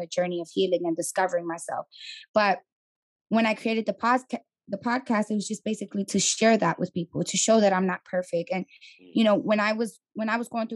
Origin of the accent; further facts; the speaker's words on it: New York City, New York, United States; moved away as an adult; also born or lived in Atlanta; I'm from the Bronx, born and raised